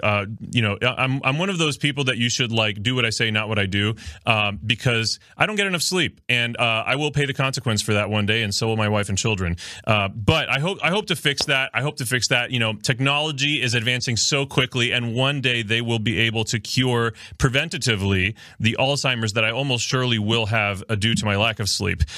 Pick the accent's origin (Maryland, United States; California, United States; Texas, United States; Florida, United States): Florida, United States; Miami; now in Ohio, United States; I actually am from South Florida. Uh, I'm from Miami, Florida. Soy cubano.